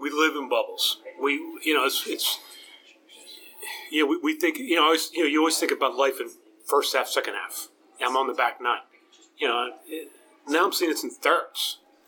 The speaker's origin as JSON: {"language": "English", "area": "Delaware County", "region": "Pennsylvania", "country": "United States", "tie": "born or raised there", "also_born_or_lived": "Swarthmore, Pennsylvania", "said": "I grew up in Delco"}